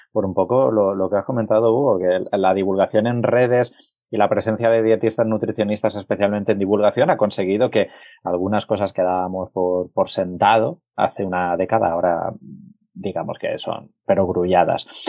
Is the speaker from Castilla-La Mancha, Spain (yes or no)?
yes; Albacete, Castilla-La Mancha, Spain; soy, de Albacete